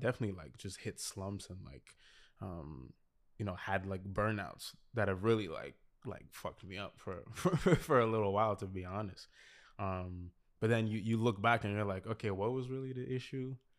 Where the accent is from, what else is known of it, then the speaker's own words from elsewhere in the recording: Montreal, Quebec, Canada; also born or lived in Toronto; I was born in Toronto, but I, I came here when I was five. uh, move, yeah, moved to Montreal when I was five, but when we came here, we, we were in, in La Salle the, the whole time.